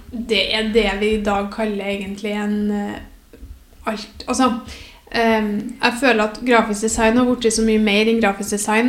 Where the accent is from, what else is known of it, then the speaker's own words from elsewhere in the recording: Namsos, Trøndelag, Norway; moved away as an adult; now in Trondheim, Norway; Jeg er fra Namsos, eller nærmere bestemt Bangsund.